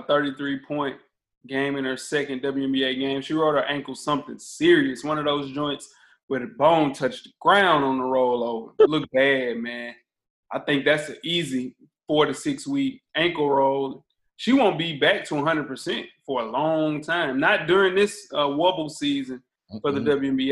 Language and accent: English; the South, United States; Growing up in the South